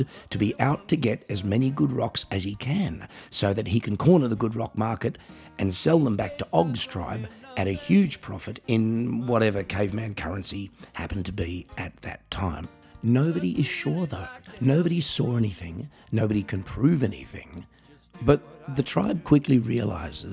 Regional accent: Australia; now in Germany; I'm an Australian musician, singer, songwriter, comedian, writer, and coffee enthusiast

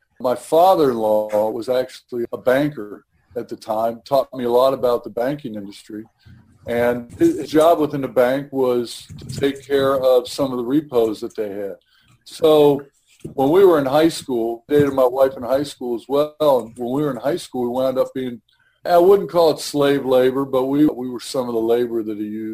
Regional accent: Cincinnati, Ohio, United States; I was born and raised here in Cincinnati.

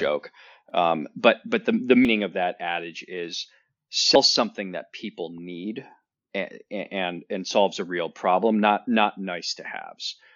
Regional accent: Northern Ohio, United States; I grew up in Northern Ohio where there's two seasons

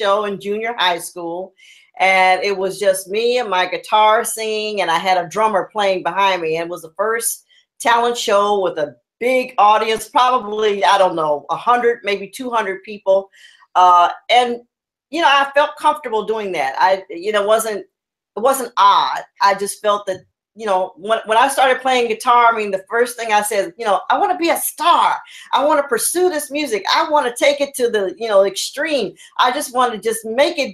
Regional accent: Los Angeles, California, United States; also born or lived in Chicago; I growing up in the Crenshaw area for me was very family orientated

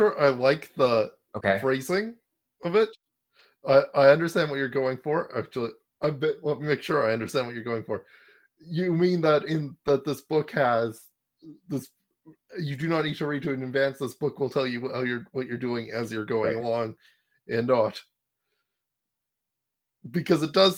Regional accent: Canada; as a Canadian

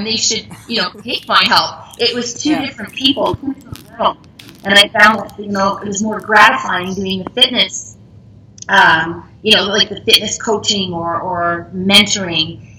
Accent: Montreal, Quebec, Canada; moved away as an adult; now in Ontario, Canada; my hometown is Montreal, and I moved to Ontario because my French, I mean, I'm an English Quebecois

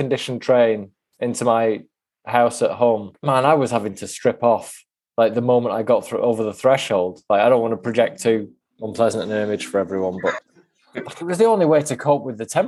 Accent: the Northwest, North West England, United Kingdom; now in Bromley, United Kingdom; I'm from the Northwest, and it was a revelation to me moving down here

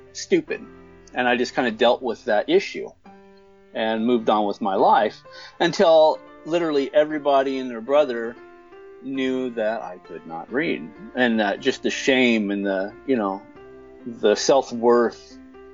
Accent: Apple Valley, California, United States; I'm 42 years old, and I'm from Apple Valley, California

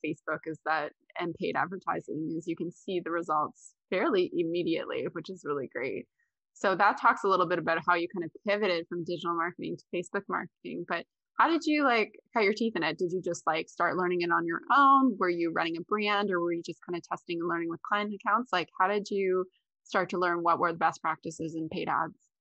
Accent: Canada; I'm from Canada

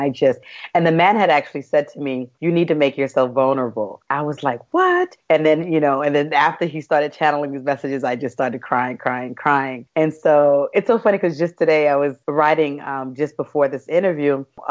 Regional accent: New York City, New York, United States; moved away as an adult; also born or lived in Brazil; I grew up in Brooklyn

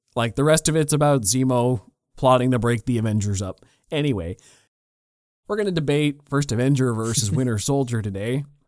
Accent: Canada; I'm a Canadian kid

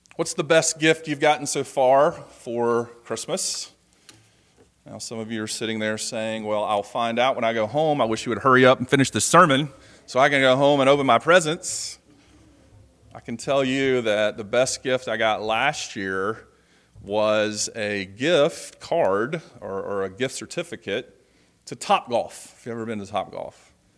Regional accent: Georgia, United States; moved away; I'm leaving today to go down to Georgia to see family, to go back to my hometown

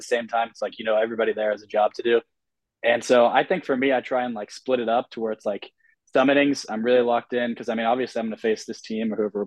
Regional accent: United States; we grew up here in America

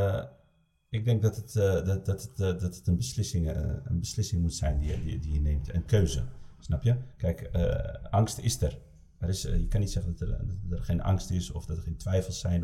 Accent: Amsterdam, North Holland, Netherlands; ik kom uit Amsterdam

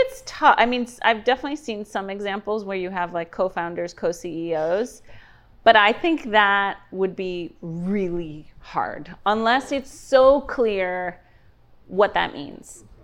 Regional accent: New York City, New York, United States; moved away as an adult; now in Miami, United States; I grew up in New York City, so as a young girl, went to school in New York

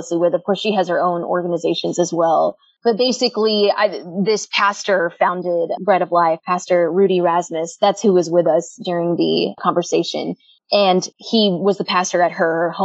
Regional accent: Houston, Texas, United States; born and raised in Houston.

